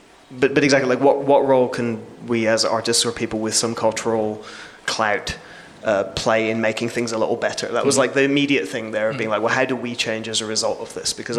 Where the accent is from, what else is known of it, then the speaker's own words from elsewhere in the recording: England, United Kingdom; I mean, I have a strange relationship with the UK because I'm English, but I've barely lived there.